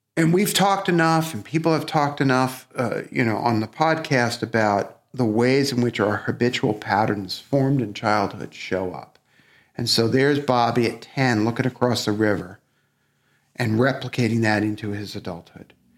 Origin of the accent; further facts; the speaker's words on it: New York City, New York, United States; accent: Brooklyn; we actually grew up in different parts of Brooklyn